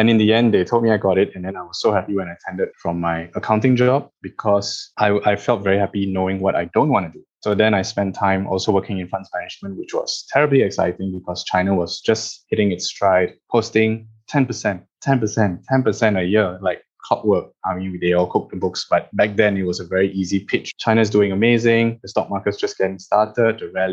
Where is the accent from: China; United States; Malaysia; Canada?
Malaysia; moved away as an adult; as a Malaysian who's made it overseas